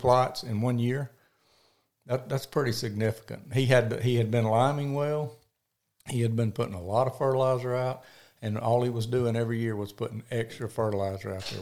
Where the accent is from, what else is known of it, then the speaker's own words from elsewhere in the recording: Picayune, Mississippi, United States; now in Hattiesburg, United States; I grew up in Picayune, Mississippi